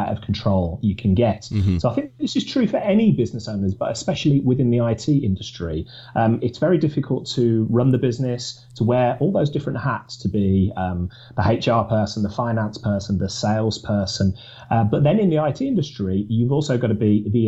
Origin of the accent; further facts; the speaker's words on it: Birmingham, West Midlands, United Kingdom; also born or lived in Newcastle upon Tyne / Manchester; I'm from Birmingham, and that's where I was born and bred.